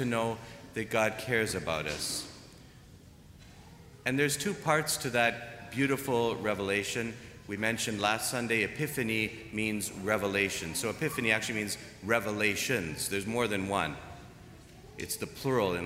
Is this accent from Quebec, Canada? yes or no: no; Toronto, Ontario, Canada; moved away; also born or lived in Germany; I'm from Toronto. We have snow.